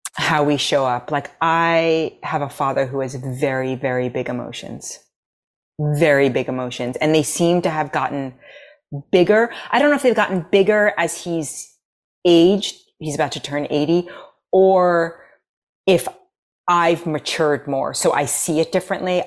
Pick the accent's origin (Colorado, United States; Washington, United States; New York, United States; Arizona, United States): New York, United States; New York City; accent: American; moved away as an adult; also born or lived in Los Angeles; now in Nashville, United States; growing up in New York City, there, I was never around Sephardic, ever